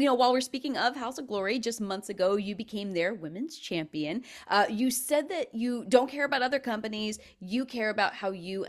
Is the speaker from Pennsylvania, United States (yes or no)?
yes; Philadelphia, Pennsylvania, United States; I'm from Philly